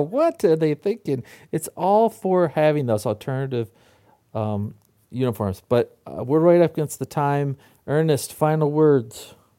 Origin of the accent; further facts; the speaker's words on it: Michigan, United States; I grew up in Michigan